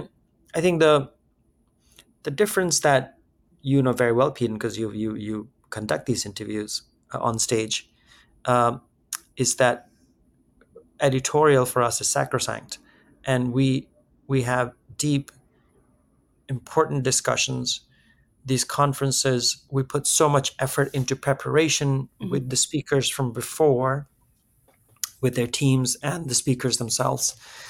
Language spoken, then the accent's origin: English; India; now in New York, United States; I'm Indian